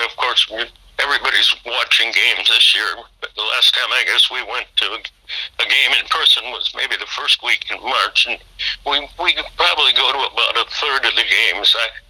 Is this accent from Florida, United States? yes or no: no; LaSalle, Illinois, United States; moved away as an adult; also born or lived in Milwaukee, Wisconsin; now in Houston, United States; I enjoyed growing up in LaSalle, Illinois.